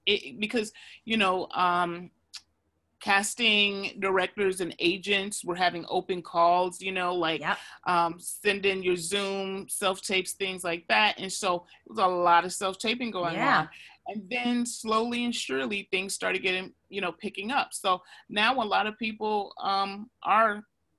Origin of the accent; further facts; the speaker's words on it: Chicago, Illinois, United States; now in New York, United States; I'm in Chicago right now visiting. I'm from Chicago